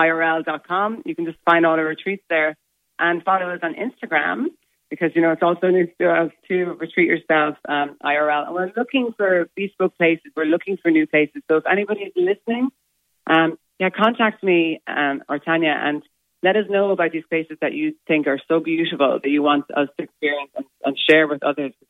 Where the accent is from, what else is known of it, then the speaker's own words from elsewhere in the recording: Shannon, Munster, Ireland; I'm originally from Shannon. I have memories of me and my siblings walking in the mud in the Shannon.